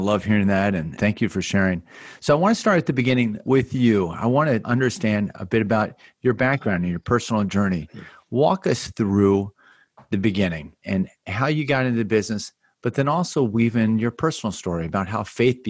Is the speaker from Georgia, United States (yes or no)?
no; Baltimore, Maryland, United States; I grew up in Baltimore, Maryland. I graduated from high school in 1987.